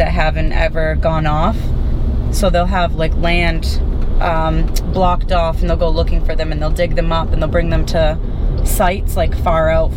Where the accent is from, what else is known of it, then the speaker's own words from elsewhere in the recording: United States; as an American